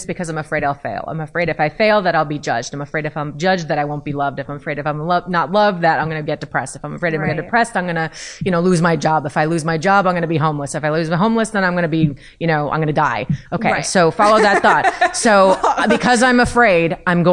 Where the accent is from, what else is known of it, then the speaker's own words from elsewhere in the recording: New Jersey, United States; I'm from Jersey.